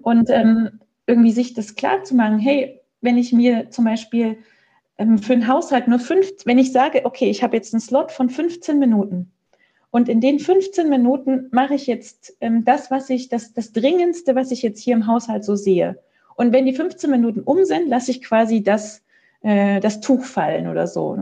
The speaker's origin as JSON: {"language": "German", "country": "Germany", "moved": "as an adult", "lives_now": "Switzerland", "said": "ich komme aus Deutschland"}